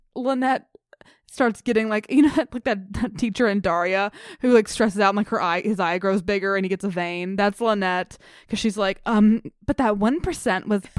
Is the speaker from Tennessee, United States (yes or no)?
yes; Bartlett, Tennessee, United States; I used to live next door to a bowling alley in Bartlett, Tennessee, a little suburb that I grew up in Memphis.